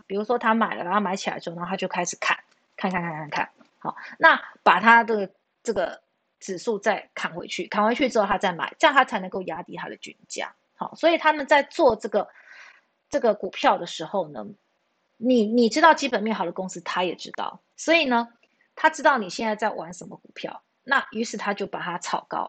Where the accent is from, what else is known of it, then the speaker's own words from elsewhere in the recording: Taiwan; 我们台湾人